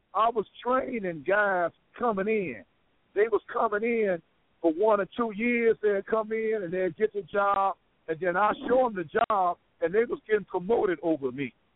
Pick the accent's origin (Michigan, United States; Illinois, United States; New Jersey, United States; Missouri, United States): Illinois, United States; Chicago; I grew up in Robert Taylor